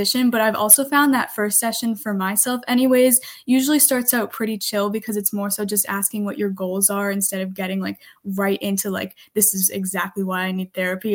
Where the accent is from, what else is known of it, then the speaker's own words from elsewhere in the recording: Massachusetts, United States; I'm from Massachusetts